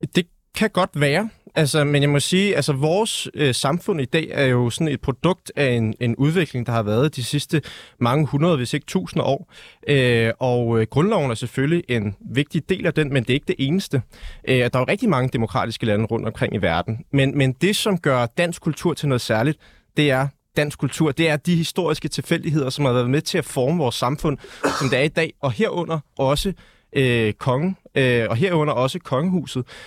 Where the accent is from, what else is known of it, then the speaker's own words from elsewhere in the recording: Denmark; vi er født danskere